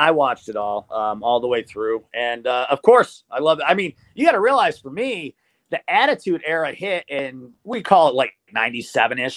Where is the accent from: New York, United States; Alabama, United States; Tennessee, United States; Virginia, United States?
Virginia, United States; Norfolk; born there; I was born initially in Norfolk, Virginia, so I am a Redskins